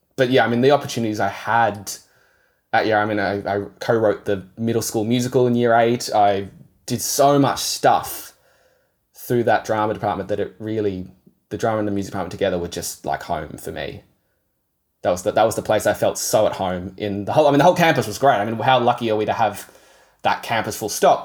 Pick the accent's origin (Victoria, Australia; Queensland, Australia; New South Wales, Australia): Victoria, Australia; Yarra Valley; also born or lived in Kangaroo Ground; I grew up sort of near the Yarra Valley. My parents moved out to Kangaroo Ground when I was ten